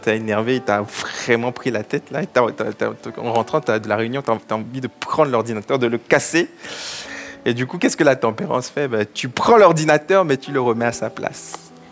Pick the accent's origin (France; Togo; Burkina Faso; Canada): Togo; Je suis originaire du Togo, mes parents sont, du Togo